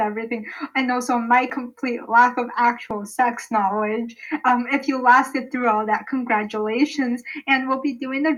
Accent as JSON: {"language": "English", "country": "United States", "said": "I'm, like, this uncultured American"}